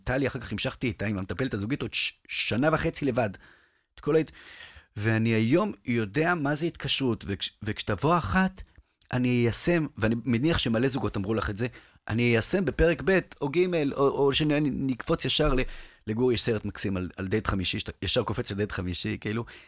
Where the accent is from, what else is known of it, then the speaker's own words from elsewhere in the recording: Jerusalem, Jerusalem District, Israel; אני ירושלמי